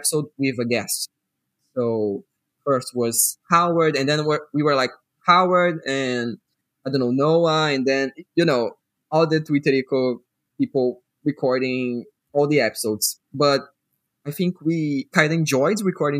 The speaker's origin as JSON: {"language": "English", "region": "Rio de Janeiro", "country": "Brazil", "second_language": "English", "said": "I'm from Rio"}